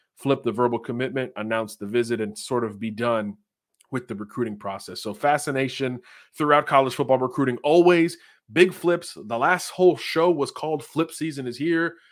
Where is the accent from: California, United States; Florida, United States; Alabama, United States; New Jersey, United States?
Florida, United States; I'm from the Sunshine State